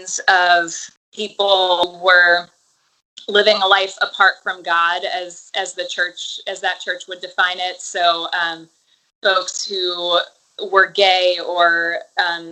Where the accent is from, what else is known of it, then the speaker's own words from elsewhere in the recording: suburbs outside of New Orleans, Louisiana, United States; in the suburbs that I grew up in outside of New Orleans